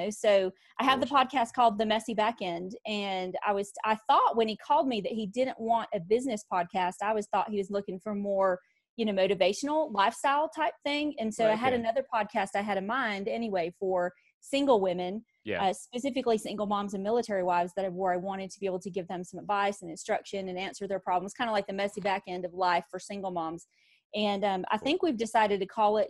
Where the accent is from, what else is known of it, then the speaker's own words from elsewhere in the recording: Mount Airy, North Carolina, United States; now in Arizona, United States; I was born in North Carolina, in Mayberry, actually.